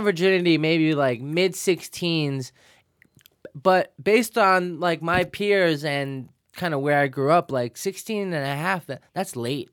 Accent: New York City, New York, United States; also born or lived in Financial District, Manhattan; grew up in Williamsburg, Brooklyn

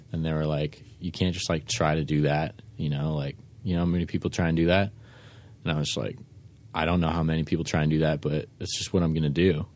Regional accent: San Francisco, California, United States; I was born and raised in San Fran

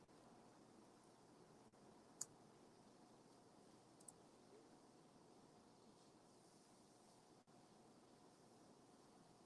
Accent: San Diego, California, United States; also born or lived in Midwest / Utah; I was born and raised in San Diego

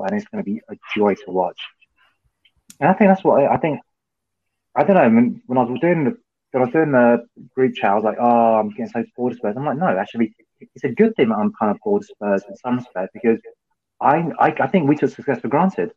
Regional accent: England, United Kingdom; I'm English

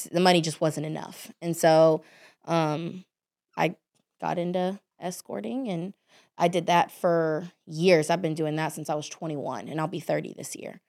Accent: Dallas, Texas, United States; I grew up in Dallas, Texas

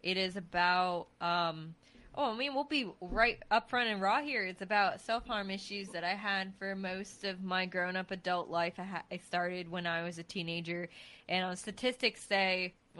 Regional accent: New England, United States; moved away; I'm from New England

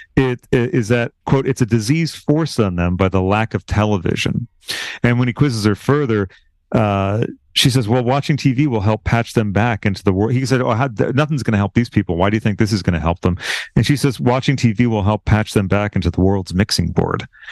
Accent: Massachusetts, United States; moved away; I'm originally from the Massachusetts area

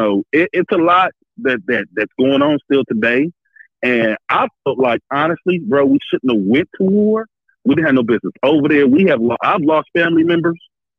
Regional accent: California, United States; I'm from California, bro.

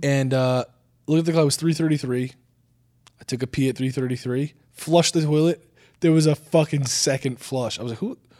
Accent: New Jersey, United States; I'm from New Jersey

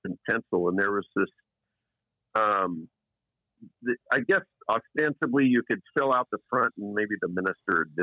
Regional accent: Eugene, Oregon, United States; I grew up in Eugene, Oregon.

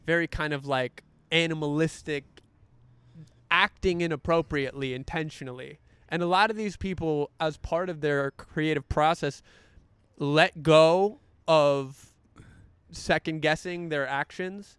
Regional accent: North Carolina, United States; moved away; North Carolina, my home state

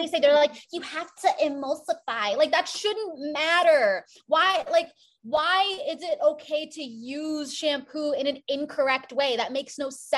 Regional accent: South Florida, United States; I grew up in a predominantly white neighborhood in South Florida

